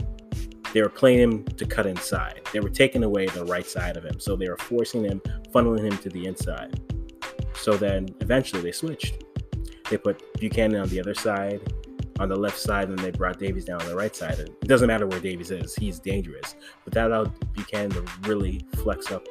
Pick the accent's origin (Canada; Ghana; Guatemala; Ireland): Ghana; I'm Ghanaian